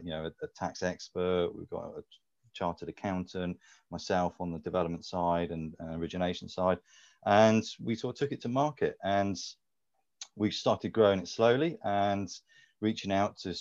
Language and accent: English; Bournemouth, South West England, United Kingdom; My hometown of Bournemouth